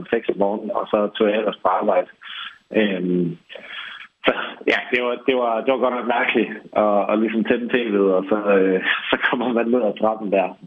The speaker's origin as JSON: {"language": "Danish", "region": "England", "country": "United Kingdom", "moved": "yes", "lives_now": "Denmark", "said": "jeg er halv englænder, hvor vi så Dragon's Den, som kørte i nogle år, inden vi kom til Danmark"}